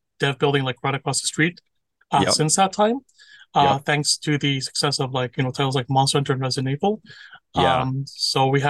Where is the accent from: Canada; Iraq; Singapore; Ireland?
Canada; Toronto, Ontario; moved away as an adult; now in Tokyo, Japan; I was born and raised in Toronto. I, grew up there, went to Ryerson University, graduated from there.